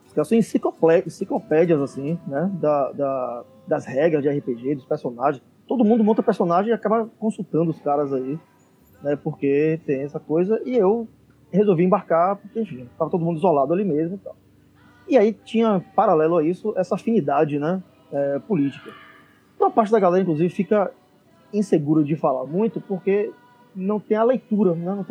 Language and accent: Portuguese; Salvador, Bahia, Brazil; Salvador. Somos de Salvador.